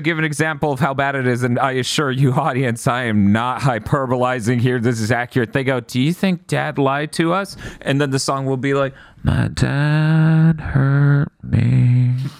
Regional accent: United States; I'm American

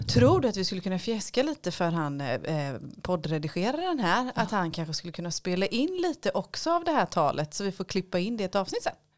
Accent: Lönneberga, Kalmar County, Sweden; när jag växte upp i Lönneberga

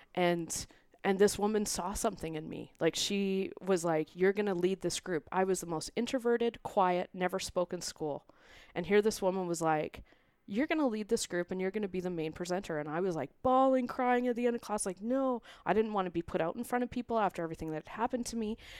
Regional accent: Vancouver, British Columbia, Canada; now in Calgary, Canada; I'm originally from Vancouver. We've been now in Calgary since twenty eleven

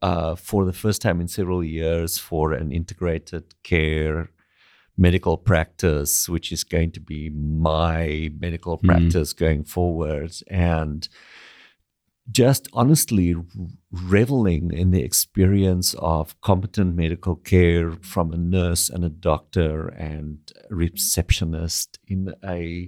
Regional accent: South Africa; now in Canada; as a South African Canadian living adjacent to the United States of America

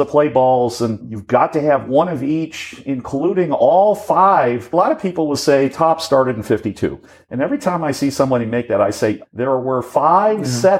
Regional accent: Chicago, Illinois, United States; moved away; having lived all over the country, your roots are your roots. I just loved growing up in Chicago

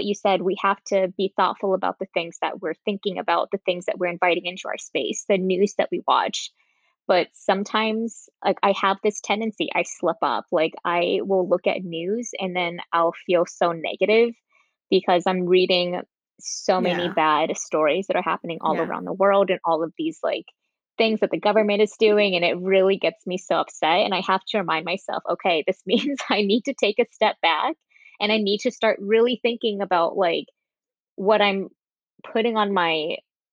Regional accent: Midwest, United States; also born or lived in California; I was born in California, but then I moved to the Midwest when I was like in third grade

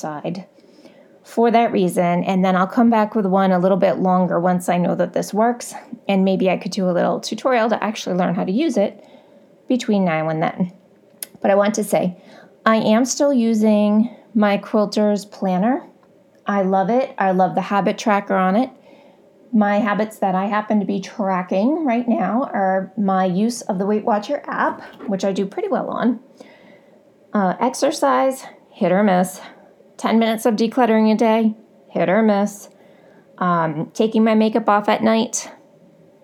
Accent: Boston, Massachusetts, United States; I'm from Boston

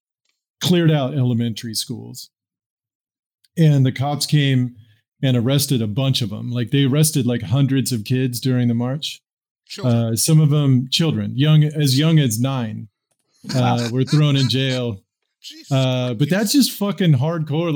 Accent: Tillamook, Oregon, United States; I grew up in Tillamook, Oregon

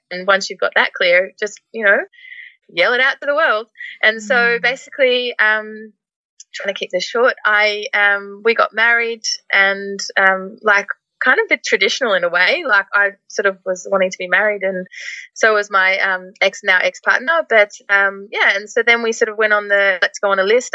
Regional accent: Melbourne, Victoria, Australia; first language English; moved away as an adult; also born or lived in Netherlands; I'm from Melbourne originally

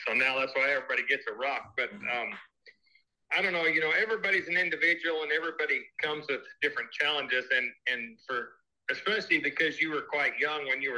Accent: Northwest Wyoming, United States; growing up in Northwest Wyoming

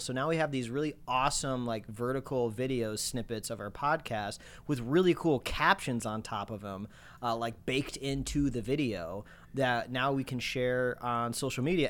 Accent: Midwest, United States; now in Los Angeles, United States; I grew up in the Midwest

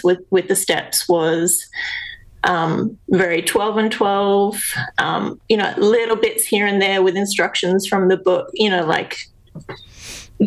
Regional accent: Australia; also born or lived in South Australia; I'm Australian

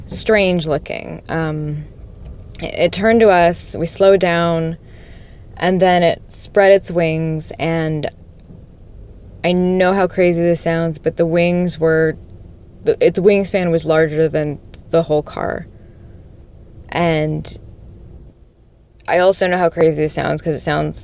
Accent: Las Vegas, Nevada, United States; I'm from Las Vegas

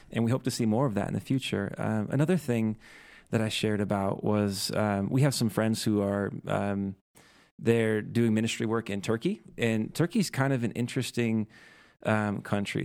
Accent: rural Midwest, United States; moved away as an adult; now in Utah, United States; I'm from the Midwest and, uh, from the rural Midwest

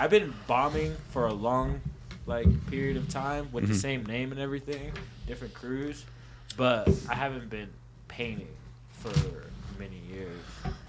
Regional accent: Kansas, United States; now in Denver, United States; Kansas. I'm from Kansas.

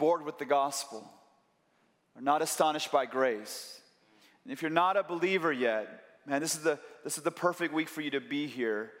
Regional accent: Chicago, Illinois, United States; I'm from Chicago

